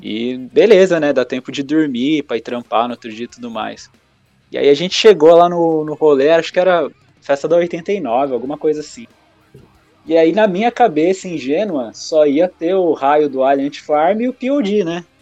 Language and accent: Portuguese; Biritiba Mirim, São Paulo, Brazil; Eu sou de Biritiba Mirim